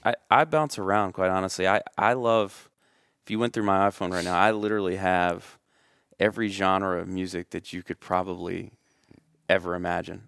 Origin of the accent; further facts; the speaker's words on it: Middle Tennessee, United States; growing up in Middle Tennessee, you're, you're easily exposed to country